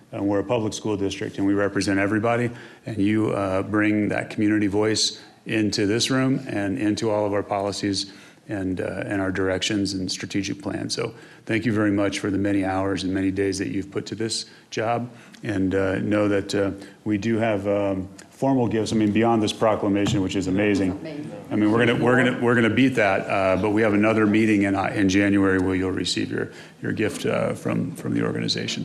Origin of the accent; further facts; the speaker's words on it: Missouri, United States; now in Colorado, United States; I'm from Missouri